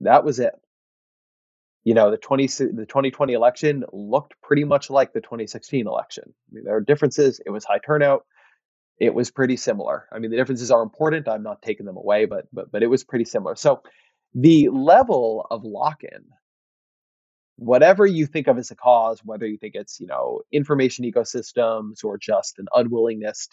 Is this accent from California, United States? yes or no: yes; Orange County, California, United States; When I was growing up in Orange County, we got the LA Times.